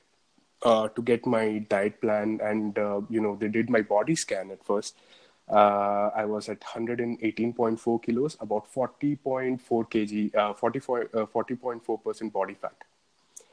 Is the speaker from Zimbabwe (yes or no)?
no; Bangalore, Karnataka, India; I'm from Bangalore, from India